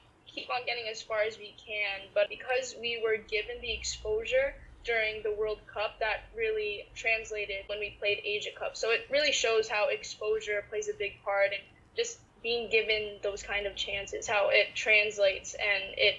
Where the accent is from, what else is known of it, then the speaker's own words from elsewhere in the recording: United States; Growing up in the States as a Filipina athlete